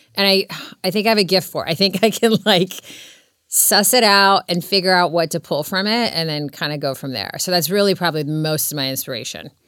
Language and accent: English; Serbia; now in Laguna Beach, United States; I was born in Serbia